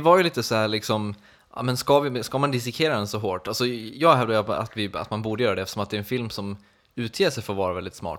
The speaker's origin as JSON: {"language": "Swedish", "town": "Borlänge", "region": "Dalarna County", "country": "Sweden", "tie": "born or raised there", "moved": "yes", "said": "varit hemma på Peace and Love i Borlänge"}